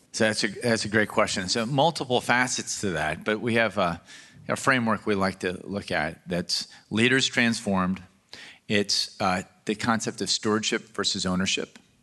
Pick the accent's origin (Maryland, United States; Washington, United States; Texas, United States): Maryland, United States; Baltimore; I grew up in Baltimore, Maryland.